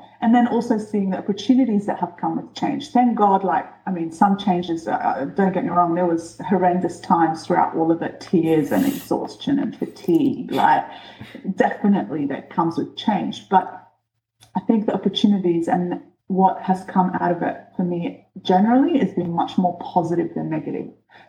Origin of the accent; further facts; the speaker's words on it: New Zealand; also born or lived in Egypt; I grew up, I was born in Egypt, and then we moved when I was 10 to New Zealand. So that's the first biggest change of my life. And then from then, I moved about 4 schools in New Zealand.